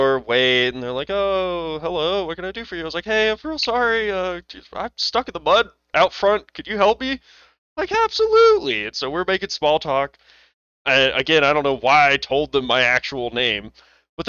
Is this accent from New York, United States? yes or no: no; Sweetwater, Texas, United States; I'm from Sweetwater, population 10,000 when I graduated. My graduating class was 86.